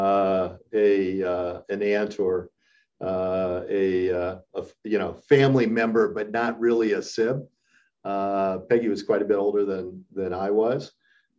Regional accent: Montana, United States; I was born in Montana. My father had a ranch in Western Montana.

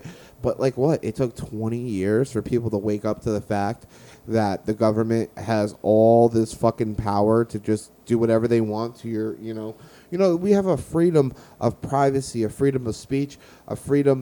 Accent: United States; I'm American. I love America.

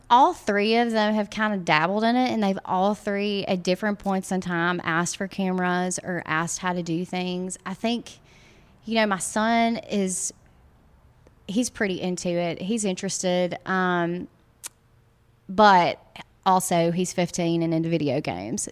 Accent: Guntown, Mississippi, United States; also born or lived in Tupelo, Mississippi; now in Oxford, United States; I'm actually from Tupelo, which is, um, an hour from here. Uh, my husband and I are both from Tupelo, grew up in a little bitty town called Guntown, Mississippi

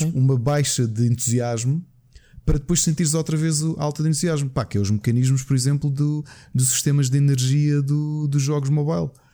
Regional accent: Portugal; Enquanto português

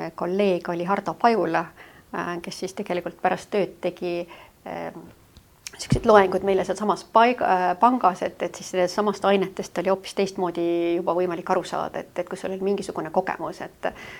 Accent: Tallinn, Harju County, Estonia; ma sündisin siis praegusel Rävala tänaval, mis kohe siin majas, mis on kohe Välisministeeriumi kõrval

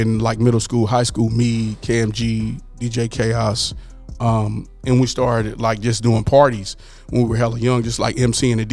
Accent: Pomona, California, United States; born or raised there; also born or lived in Dallas / Los Angeles

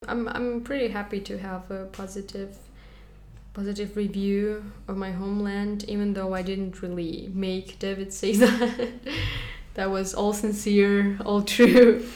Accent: Kazakhstan; moved away; as soon as I go to my homeland, everybody asks me what ethnicity am

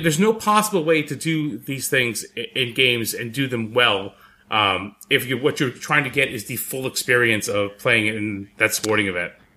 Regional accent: New York City, New York, United States; moved away; I'm from the Bronx.

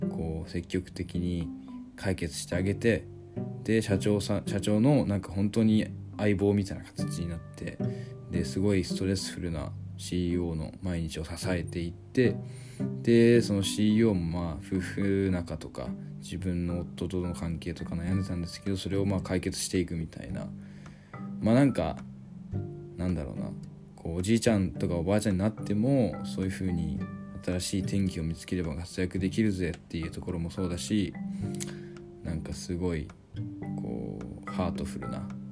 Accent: Shimane, Japan; 地元の島根

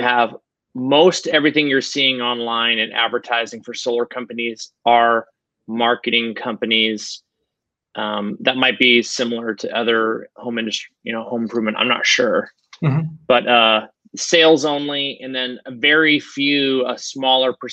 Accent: Spokane, Washington, United States; my hometown is, Spokane, Washington

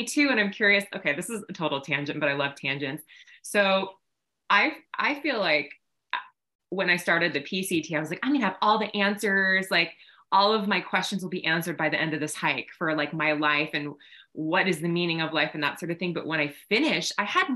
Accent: Orange County, California, United States; I'm from Orange County.

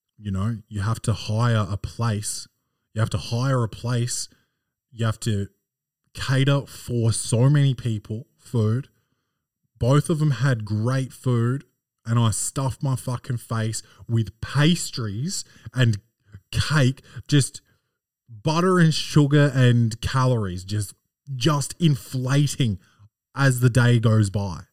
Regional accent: Australia; born or raised there

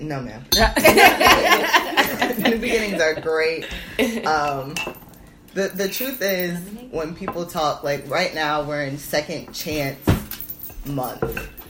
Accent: Columbus, Ohio, United States; Columbus, Ohio.

